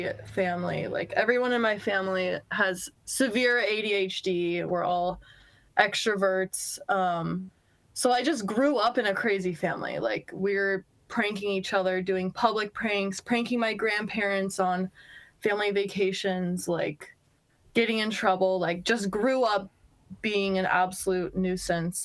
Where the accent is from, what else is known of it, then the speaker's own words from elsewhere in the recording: United States; moved away as an adult; also born or lived in Bozeman, Montana; now in Seattle, United States; I grew up skiing in Tahoe, went to school in Bozeman, Montana. Shout out Bozeman. Then I moved out to Washington, out to Seattle about 2 years ago